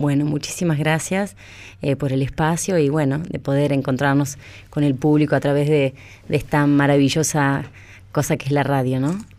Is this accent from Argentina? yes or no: yes; Tierra del Fuego, Argentina; moved away as an adult; yo soy fueguina